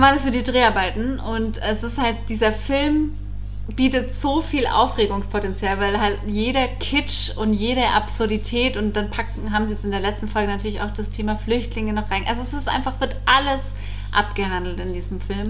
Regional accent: Allgäu, Bavaria, Germany; moved away; im Allgäu in meiner Heimat

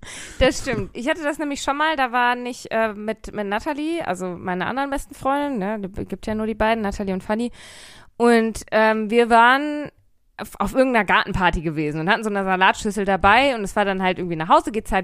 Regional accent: Bochum, North Rhine-Westphalia, Germany; ich komme aus Bochum

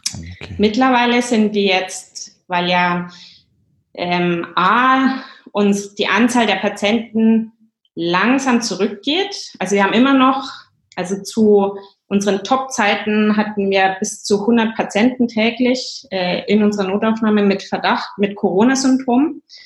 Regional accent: Germany; moved away as an adult; also born or lived in England / Ireland; now in Stockholm, Sweden; komme ursprünglich aus Deutschland

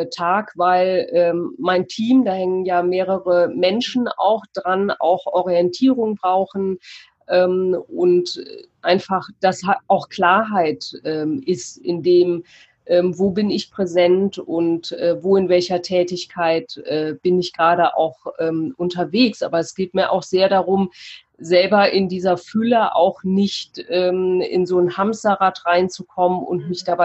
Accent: Cologne, North Rhine-Westphalia, Germany; Ich komme aus Köln, habe dort äh, mein Atelier für Persönlichkeit

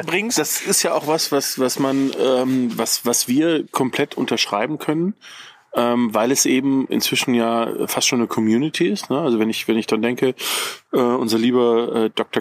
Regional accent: Ruhr area, North Rhine-Westphalia, Germany; now in Bavaria, Germany

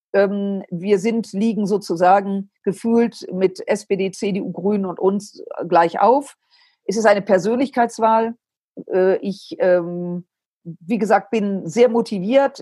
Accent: Düsseldorf, North Rhine-Westphalia, Germany; also born or lived in Southern Germany; es ist meine Heimatstadt, ich bin dort geboren und aufgewachsen

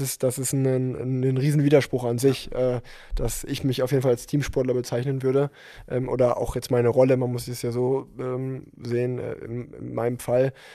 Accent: Unna, North Rhine-Westphalia, Germany; moved away as an adult; now in Cologne, Germany; obwohl ich jetzt schon vier Jahre in Köln wohne, ähm, komme ich gebürtig aus Unna.

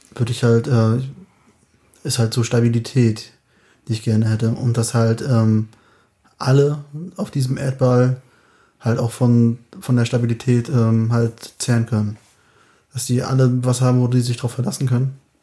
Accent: Anklam, Mecklenburg-Vorpommern, Germany; moved away; bin ja aus Anklam, da sind wir ein bisschen hin und her gezogen, hier

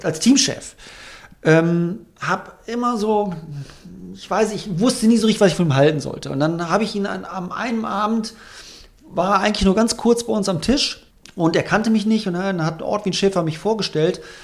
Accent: Germany; als Deutscher

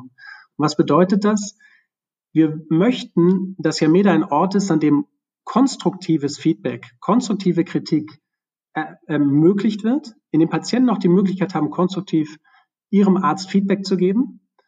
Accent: Hamburg, Germany; also born or lived in Bremen; ich bin in Bremen geboren, in Hamburg groß geworden und mein Vater hat mich im Sinne eines ehrbaren hanseatischen Kaufmanns erzogen.

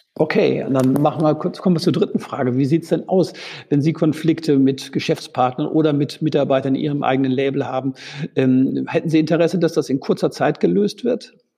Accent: Münster, North Rhine-Westphalia, Germany; ich komme gebürtig gebürtig aus Münster

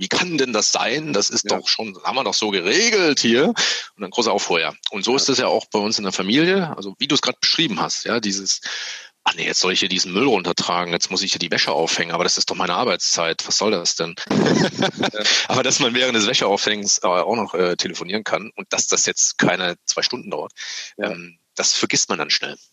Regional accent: East Germany, Germany; ich bin ja selber auch Ossi

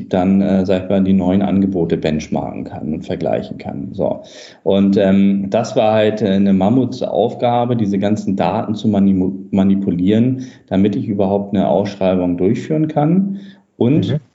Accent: Hamburg, Germany; ähm, Hamburger Junge äh, sozusagen, äh, komme aus dem Norden

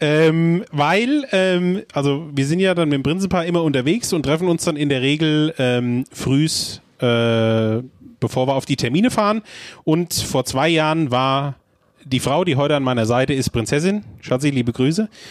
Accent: Nidda, Hesse, Germany; born or raised there

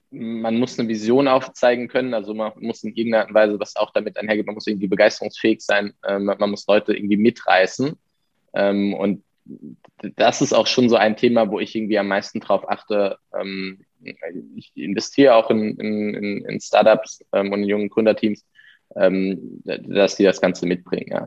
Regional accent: Heidelberg, Baden-Württemberg, Germany; jetzt kommen wir beide aus Heidelberg

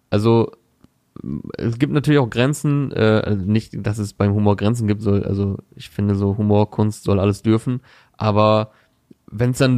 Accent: Berlin, Germany; Also ich als Berliner.

